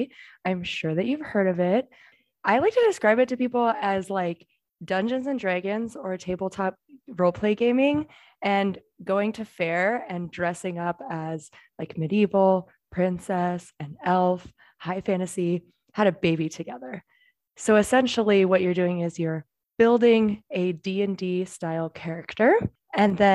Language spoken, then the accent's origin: English; Seattle, Washington, United States; now in Florida, United States; I'm from Seattle originally